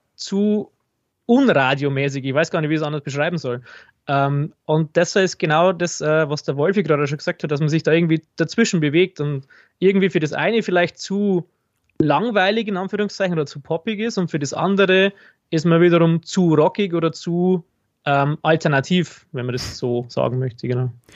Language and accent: German; Regensburg, Bavaria, Germany; ich komme aus Regensburg